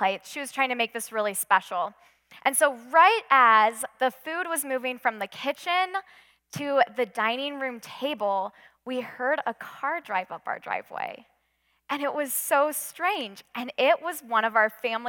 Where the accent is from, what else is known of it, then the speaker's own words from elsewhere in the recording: Western Washington, United States; also born or lived in Midwest; now in Colorado, United States; growing up in Western Washington, snow wasn't really a huge deal to us